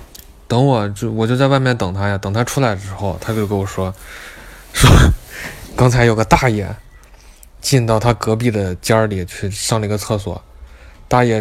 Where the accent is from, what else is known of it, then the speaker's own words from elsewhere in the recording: Beijing, China; 我们三个人，我北京人，还有呃兰州人，我们三个人就就就去商店。